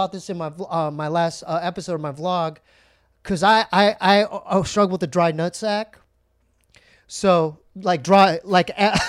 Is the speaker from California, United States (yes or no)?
yes; San Diego, California, United States; born or raised there